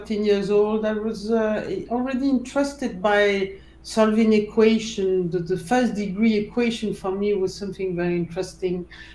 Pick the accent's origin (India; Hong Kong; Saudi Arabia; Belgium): Belgium; Brussels, Brussels-Capital Region; I was born in Brussels. I grew up there